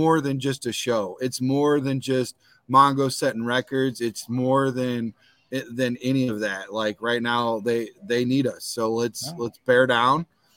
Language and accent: English; Visalia, California, United States; I'm from California, Visalia, near Fresno area